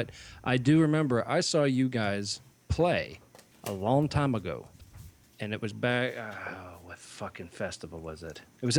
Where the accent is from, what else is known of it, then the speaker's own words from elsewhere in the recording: Pittsburgh, Pennsylvania, United States; where I grew up in around Pittsburgh.